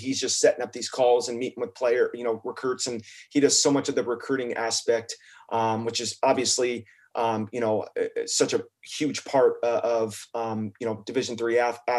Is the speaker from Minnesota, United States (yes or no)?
no; California, United States; now in Oregon, United States; I'm originally from California